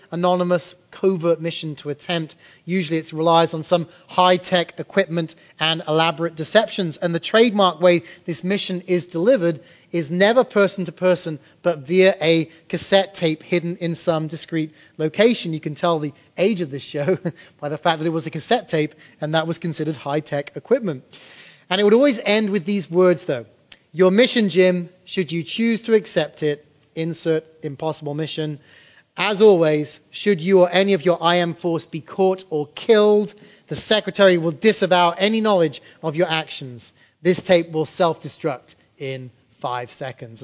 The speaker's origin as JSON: {"language": "English", "region": "England", "country": "United Kingdom", "tie": "born or raised there", "moved": "yes", "said": "When I was a kid growing up in England in the 80s"}